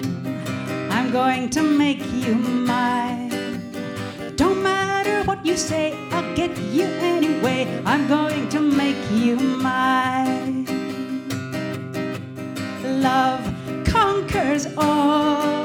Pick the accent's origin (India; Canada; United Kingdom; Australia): United Kingdom; West Highlands of Scotland; I'm from the West Highlands of Scotland